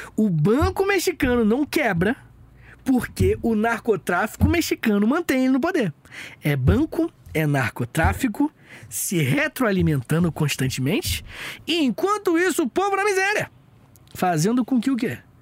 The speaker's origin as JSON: {"language": "Portuguese", "country": "Brazil", "said": "Nós que somos do Brasil"}